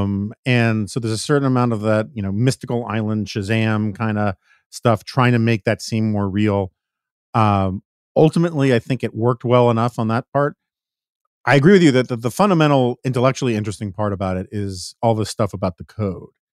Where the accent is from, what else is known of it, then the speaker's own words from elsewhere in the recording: New York City, New York, United States; I grew up in New York City.